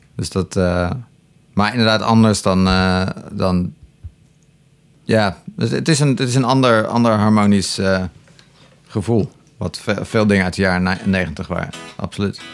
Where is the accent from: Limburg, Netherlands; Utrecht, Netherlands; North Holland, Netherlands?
North Holland, Netherlands; Enkhuizen; also born or lived in Terschelling; ik woonde toen eh, in Enkhuizen. Eh, ik ben geboren op de Schelling overigens. Het eiland Schelling. Ja. daarna heb ik tien jaar in Enkhuizen gewoond. En ik was negen of tien